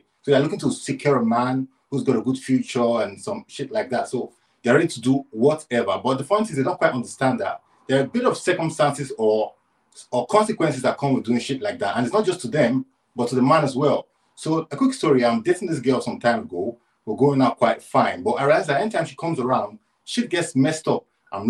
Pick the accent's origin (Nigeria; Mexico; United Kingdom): Nigeria; I'm from Nigeria, Coach.